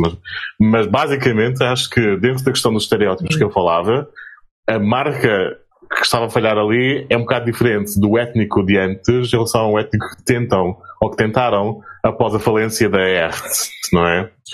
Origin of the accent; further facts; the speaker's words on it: Azores, Portugal; como açorianos